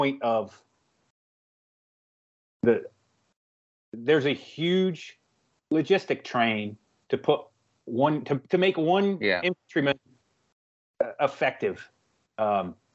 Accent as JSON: {"language": "English", "country": "United States"}